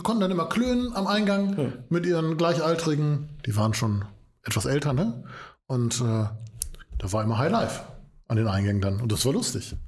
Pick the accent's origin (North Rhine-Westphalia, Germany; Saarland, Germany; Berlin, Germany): North Rhine-Westphalia, Germany; Essen; Ich komme aus dem, Essen, aus dem Essener Norden